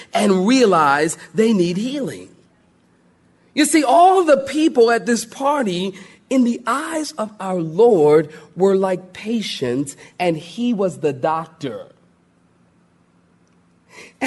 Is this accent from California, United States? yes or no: no; Philadelphia, Pennsylvania, United States; I'm from Philly and everything is concrete